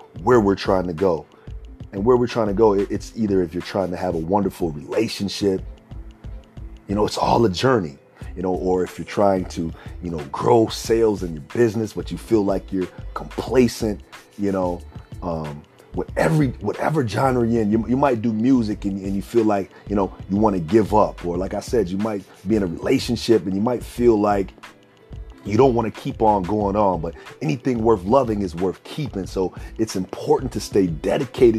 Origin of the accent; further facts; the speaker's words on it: Minneapolis, Minnesota, United States; I grew up in Minneapolis, Minnesota